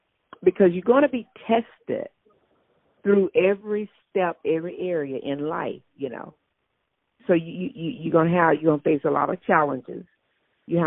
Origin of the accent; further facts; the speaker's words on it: Mississippi, United States; moved away as an adult; now in North Carolina, United States; growing up, I grew up in Mississippi.